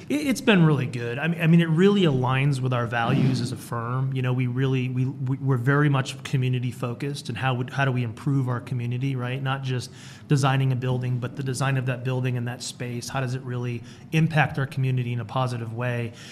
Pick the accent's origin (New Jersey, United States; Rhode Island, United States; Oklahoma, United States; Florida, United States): Rhode Island, United States; moved away as an adult; also born or lived in Alabama / Las Vegas, Nevada; now in Henderson, United States; I'm originally from Rhode Island